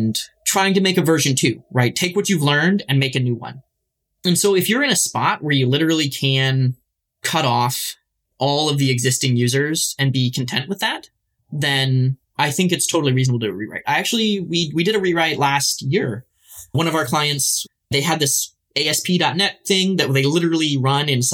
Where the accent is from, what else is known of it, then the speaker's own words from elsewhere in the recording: Michigan, United States; I grew up in Michigan